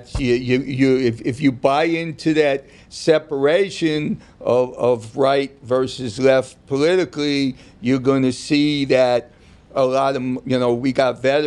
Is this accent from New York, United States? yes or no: yes; New York, United States; my growing up in New York